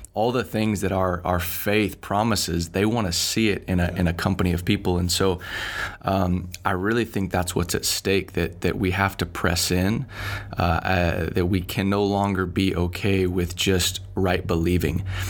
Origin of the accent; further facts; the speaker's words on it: Dallas, Texas, United States; moved away as an adult; also born or lived in Finland; born and raised in Dallas, Bible church kid